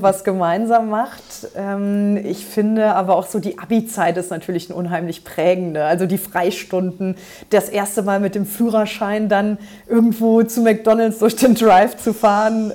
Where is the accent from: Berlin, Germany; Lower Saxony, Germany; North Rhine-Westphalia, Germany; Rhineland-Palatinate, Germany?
Rhineland-Palatinate, Germany; Trier; ich bin hier in Trier, da wo ich jetzt auch äh, Abgeordnete bin, ähm, tatsächlich auch geboren und in der Region groß geworden